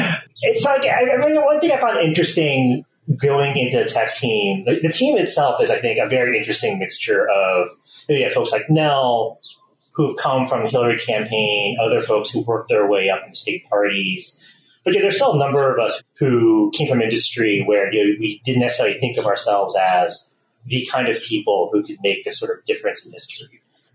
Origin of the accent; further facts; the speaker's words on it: Canada; moved away as an adult; also born or lived in California; now in Boston, United States; I grew up in Canada. Wound up really loving Canada itself, but my family wanted to live in the States long term. So when they moved down to California after I finished high school, I chose to go to school in Boston